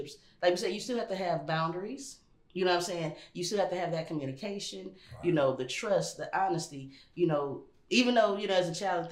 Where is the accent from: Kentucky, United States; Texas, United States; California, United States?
California, United States; Los Angeles; also born or lived in New York; we moved from New York to Los Angeles when I was 3.